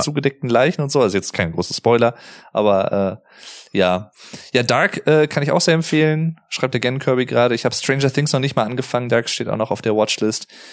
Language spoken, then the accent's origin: German; Arnsberg, North Rhine-Westphalia, Germany; hier bei, bei uns in Arnsberg